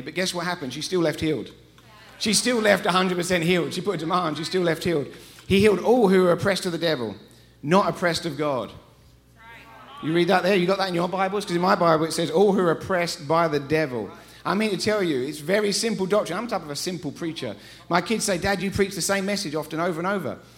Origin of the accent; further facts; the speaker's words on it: England, United Kingdom; accent: English; moved away as an adult; now in Colorado, United States; we're from England. We moved here 13 years ago. We haven't lost our accents.